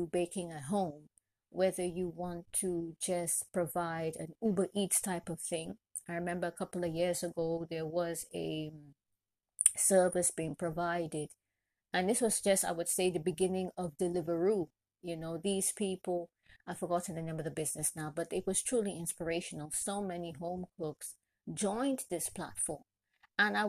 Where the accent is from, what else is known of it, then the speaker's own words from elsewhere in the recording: Trinidad & Tobago; I'm originally from Trinidad and Tobago and proud to be Trinidadian from birth